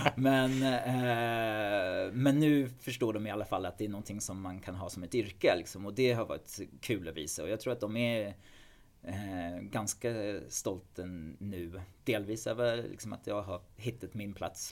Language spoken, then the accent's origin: Swedish; England, United Kingdom; Swedish is a second language; moved away as an adult; now in Sweden; i England, i alla fall där jag kommer ifrån